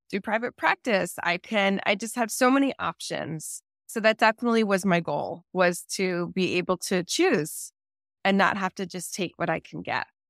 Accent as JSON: {"language": "English", "region": "New Jersey", "country": "United States", "moved": "yes", "lives_now": "California, United States", "said": "I'm from New Jersey originally"}